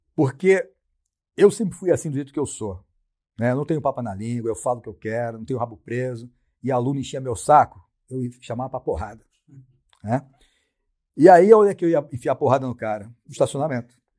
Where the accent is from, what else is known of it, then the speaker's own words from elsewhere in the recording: Brazil; sou brasileiro